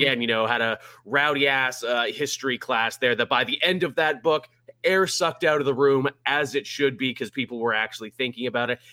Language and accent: English; Canada; me as a Canadian